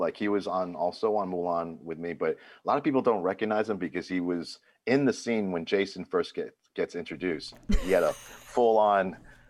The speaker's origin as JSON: {"language": "English", "region": "New York", "country": "United States", "tie": "born or raised there", "said": "where I grew up in New York, I grew up in a predominantly black neighborhood."}